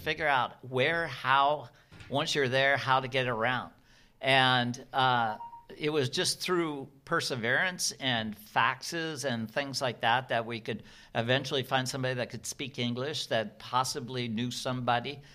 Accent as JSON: {"language": "English", "town": "Seattle", "region": "Washington", "country": "United States", "said": "Well, I'm from Seattle"}